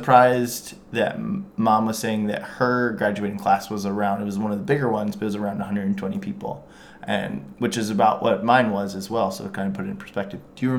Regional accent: Sullivan, Indiana, United States; I grew up in Sullivan

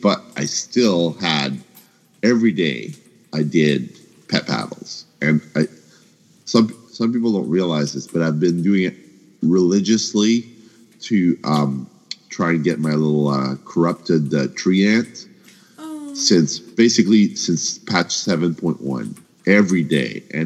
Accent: Canada; I'm from Canada

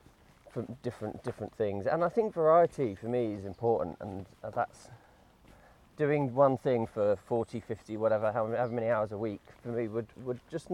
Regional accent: between Brighton and Hastings, south coast of England, South East England, United Kingdom; moved away as an adult; now in Nottingham, United Kingdom; I grew up near Brighton, between Brighton and Hastings on the south coast of England. Mm-hmm. I've been here since 2004, though, so it's been longer here now than I was ever down south.

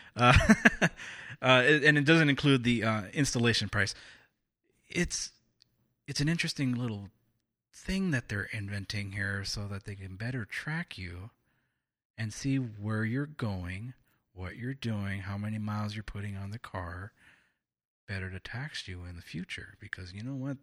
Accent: California, United States; I've been living here in California my entire life

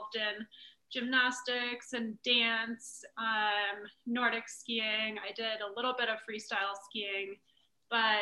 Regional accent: Park City, Utah, United States; I'm actually born and raised in Park City, Utah.

